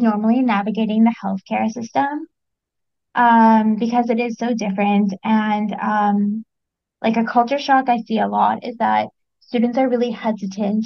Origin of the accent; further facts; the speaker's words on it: United States; also born or lived in London, United Kingdom; now in Paris, France; Even though I'm American